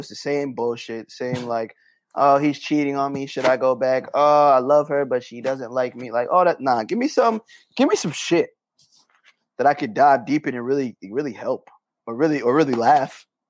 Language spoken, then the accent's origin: English; New York City, New York, United States; I'm from Clinton Hills, and I hated it.